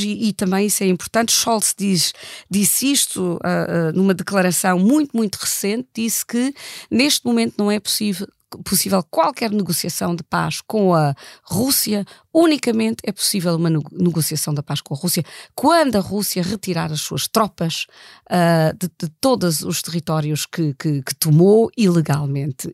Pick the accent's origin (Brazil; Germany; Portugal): Germany; Eu, eu nasci na Alemanha e andei na escola na Alemanha